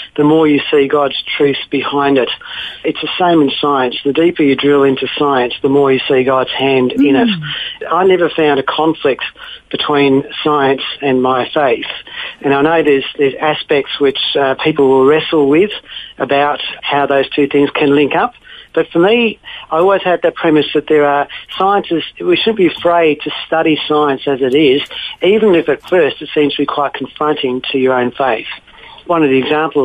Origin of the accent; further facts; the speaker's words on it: Melbourne, Victoria, Australia; also born or lived in Lebanon; growing up in Melbourne